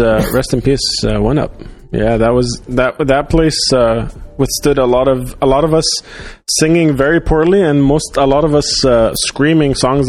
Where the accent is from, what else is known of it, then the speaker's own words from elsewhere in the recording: Dubai, United Arab Emirates; also born or lived in Doha; growing up in Dubai, growing up in the Gulf in general, because I grew up in Doha for my, like, pre-teens.